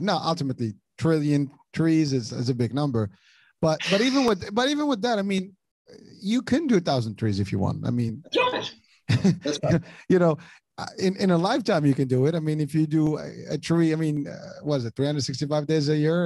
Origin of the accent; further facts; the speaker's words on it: Morocco; moved away; I grew up in Morocco